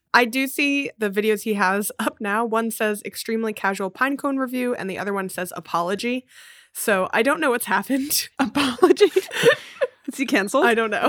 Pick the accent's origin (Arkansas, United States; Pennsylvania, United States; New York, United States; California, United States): Pennsylvania, United States; Philadelphia; In Philly, some of the main streets are named after trees. So I grew up on Spruce Street